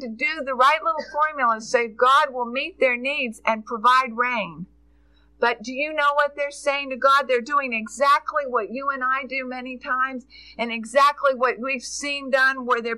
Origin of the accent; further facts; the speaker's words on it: United States; also born or lived in Jessamine County, Kentucky; we are as an American people.